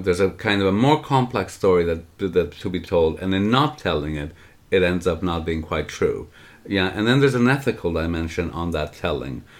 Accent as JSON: {"language": "English", "country": "Canada", "said": "I'm saying this as a Canadian"}